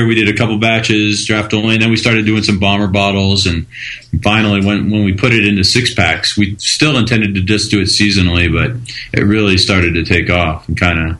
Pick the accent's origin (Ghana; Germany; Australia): Germany; I grew up in Germany.